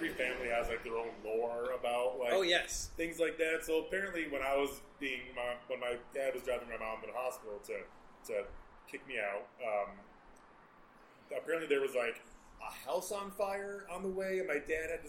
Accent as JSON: {"language": "English", "region": "Colorado", "country": "United States", "tie": "born or raised there", "also_born_or_lived": "North Dakota", "said": "I moved here when I was like two"}